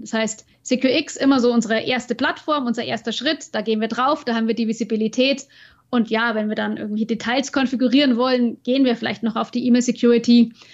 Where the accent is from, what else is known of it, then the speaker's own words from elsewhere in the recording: Bavaria, Germany; in Nürnberg bei uns in Bayern